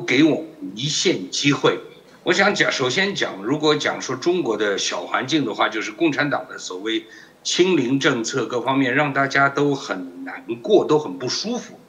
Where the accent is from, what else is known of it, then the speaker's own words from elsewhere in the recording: Taiwan; 我们台湾人这个是做，呃，工商民族嘛，工商国家嘛